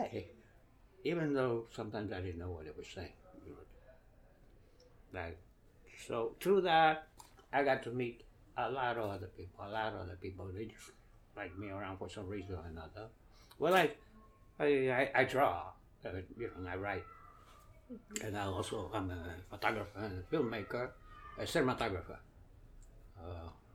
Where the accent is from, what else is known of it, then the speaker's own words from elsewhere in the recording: New York City, New York, United States; also born or lived in Ponce, Puerto Rico / Connecticut; A lot of it, yes, because I always returned to Brooklyn